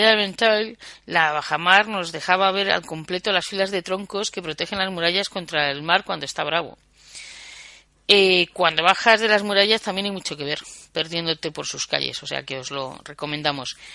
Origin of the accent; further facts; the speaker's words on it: Galicia, Spain; a pesar de que somos gallegos, todos los compañeros de viaje del viajero occidental, somos eh, gallegos o de nacimiento o de adopción